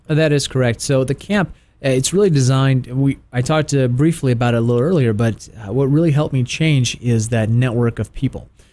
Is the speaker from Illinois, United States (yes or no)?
no; Tennessee, United States; now in Atlanta, United States; I grew up in Tennessee